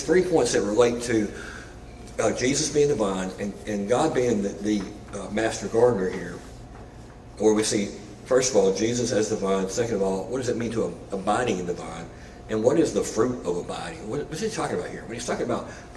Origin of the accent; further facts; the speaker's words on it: Arkansas, United States; moved away as an adult; also born or lived in Memphis; Larissa and I grew up in Arkansas in some pretty wide open spaces